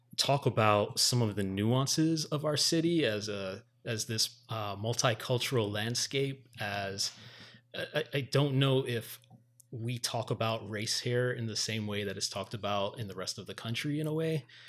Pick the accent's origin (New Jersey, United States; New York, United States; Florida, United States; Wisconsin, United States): Florida, United States; Miami; also born or lived in Miramar; the son of Jamaican parents growing up in Miami